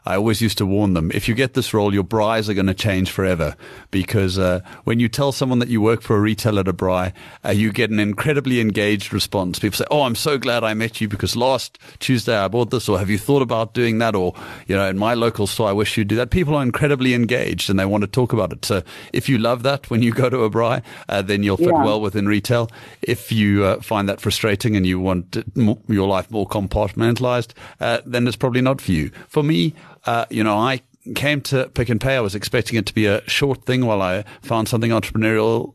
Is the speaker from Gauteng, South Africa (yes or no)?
no; Cape Town, Western Cape, South Africa; moved away as an adult; also born or lived in United Kingdom; I grew up in Cape Town, studied at UCT